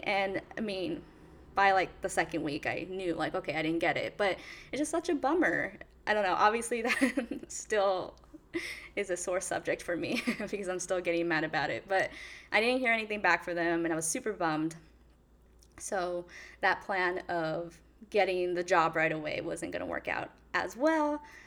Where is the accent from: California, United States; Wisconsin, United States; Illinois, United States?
California, United States; moved away as an adult; now in New York City, United States; I am born and raised in California, and I just took the leap and moved to New York City